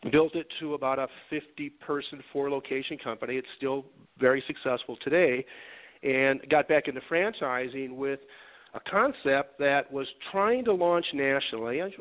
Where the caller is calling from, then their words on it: Denver, Colorado, United States; Uh, beautiful Denver, Colorado.